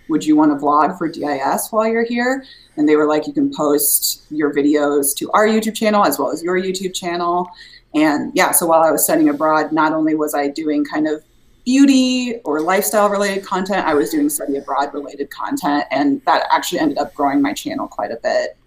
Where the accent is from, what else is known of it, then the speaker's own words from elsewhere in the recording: Des Moines, Iowa, United States; I'm from Iowa originally. I'm from Des Moines, Iowa